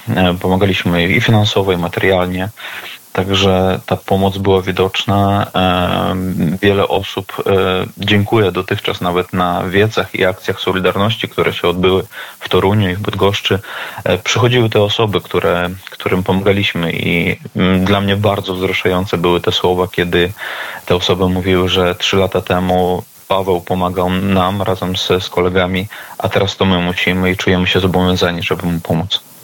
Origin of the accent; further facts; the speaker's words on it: Vasilishki, Grodno Region, Belarus; moved away; Pochodzę z Wasiliczek e, na Grodzieńszczyźnie